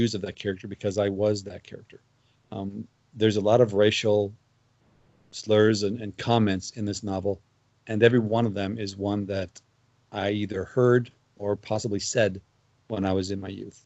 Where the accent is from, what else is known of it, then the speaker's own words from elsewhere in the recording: Missouri, United States; I grew up in Missouri in the 1970s